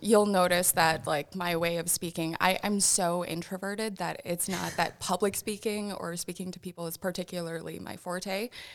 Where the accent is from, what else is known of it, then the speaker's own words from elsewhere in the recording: Sioux Falls, South Dakota, United States; moved away as an adult; also born or lived in Vermillion / Aberdeen; I grew up in Sioux Falls, graduated from McGorman